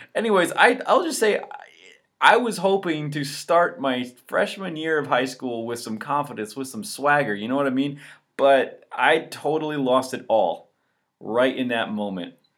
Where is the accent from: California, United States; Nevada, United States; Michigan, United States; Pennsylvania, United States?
Michigan, United States; Walloon Lake; also born or lived in Chicago; I'm actually from northern Michigan, uh, Walloon Lake specifically